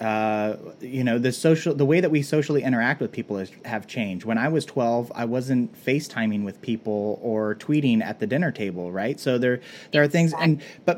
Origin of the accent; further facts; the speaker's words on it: West Coast, United States; I'm a West Coast boy who's grew up kind of like laid back